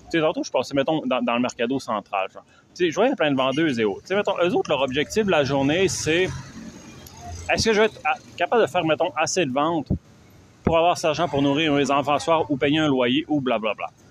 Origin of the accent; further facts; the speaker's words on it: Quebec, Canada; je viens du Canada